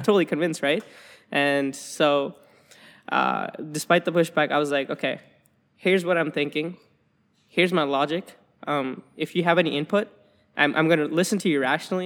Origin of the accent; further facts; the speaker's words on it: Alberta, Canada; moved away as an adult; now in Waterloo, Canada; I'm from, I'm from Alberta, right? Um, and, and I'm from a small town